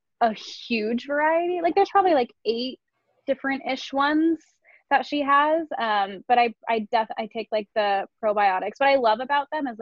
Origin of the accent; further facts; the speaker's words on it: Northern California, United States; moved away as an adult; also born or lived in Los Angeles; now in Santa Monica, United States; I'm from Northern California